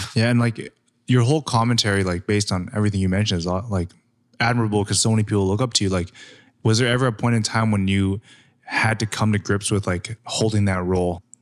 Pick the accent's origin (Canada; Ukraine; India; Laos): Canada; growing up in Canada